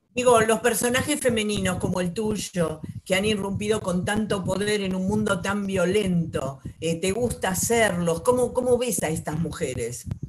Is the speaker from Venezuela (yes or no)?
no; Torreón, Coahuila, Mexico; yo soy de Torreón, Coahuila